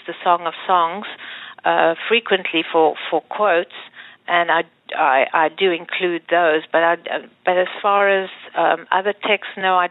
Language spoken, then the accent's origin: English; DR Congo; I was born in the Congo in a Jewish Sephardic family